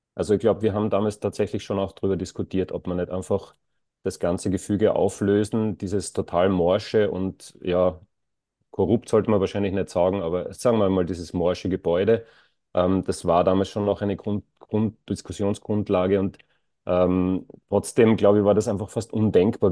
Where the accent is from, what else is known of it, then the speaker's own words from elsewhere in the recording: Graz, Styria, Austria; ich bin in der Nähe von der Korösi-Straße aufgewachsen